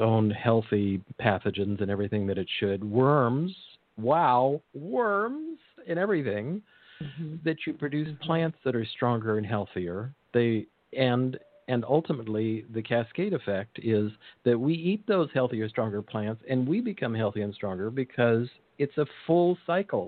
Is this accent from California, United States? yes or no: yes; near the Salinas Valley, California, United States; as a kid, I grew up near the Salinas Valley.